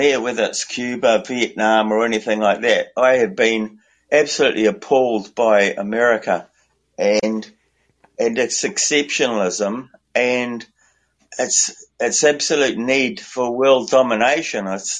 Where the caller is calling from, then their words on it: New Zealand; I'm calling from Aotearoa, New Zealand.